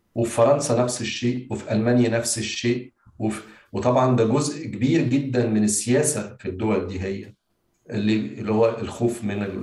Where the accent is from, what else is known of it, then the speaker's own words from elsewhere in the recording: Egypt; انا كواحد كمصري